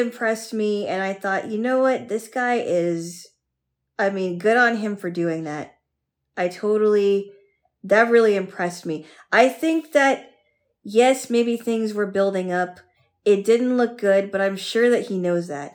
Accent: United States; as an American woman

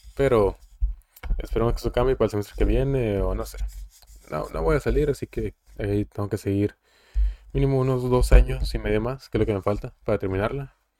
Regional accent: Coahuila, Mexico; now in Mexicali, Mexico; de Coahuila, pero vivo en Mexicali

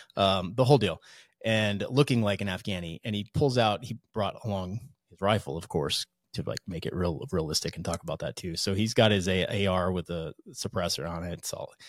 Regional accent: Hudson River valley, New York, United States; now in Coeur d'Alene, United States; I actually grew up right up the Hudson River from West Point.

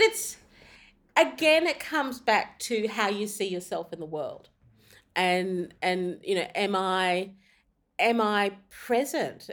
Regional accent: Australia; I'm from Australia.

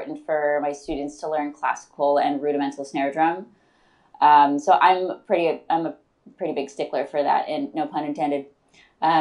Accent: Detroit, Michigan, United States; I'm from Metro Detroit, Michigan. I grew up playing piano and taking ballet lessons, and then the public school music system is really strong, or was really strong, in Detroit

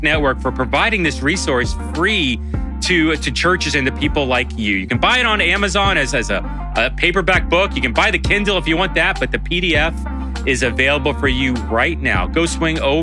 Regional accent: United States; As an American

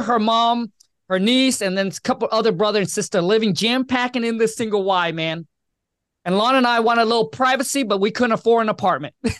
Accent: Vietnam; also born or lived in Washington State; now in Washington, United States; I was born and raised in Vietnam

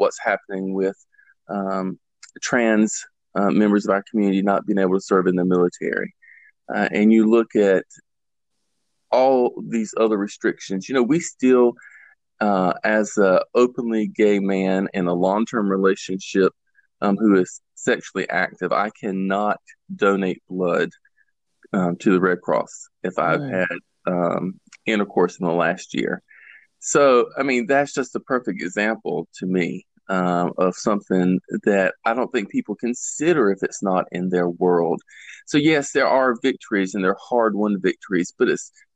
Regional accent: the South, United States; I was born and raised here in the South.

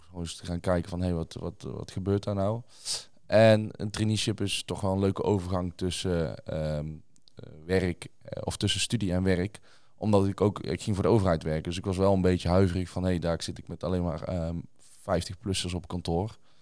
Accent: Tilburg, North Brabant, Netherlands; ik kom zelf uit Tilburg

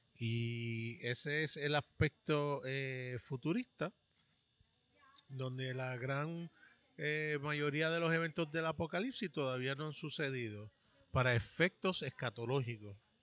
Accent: New York, United States; now in Puerto Rico; Yo me crié en un estado, en el estado de Nueva York

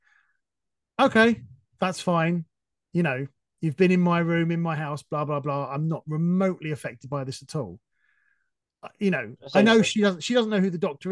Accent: England, United Kingdom; I'm being very English now

